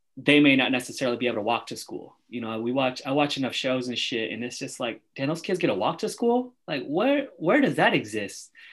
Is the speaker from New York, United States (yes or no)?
no; Oakland, California, United States; Andrew and I grew up in Oakland